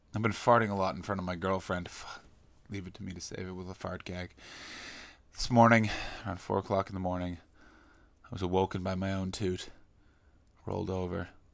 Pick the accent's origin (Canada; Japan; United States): Canada; as a Canadian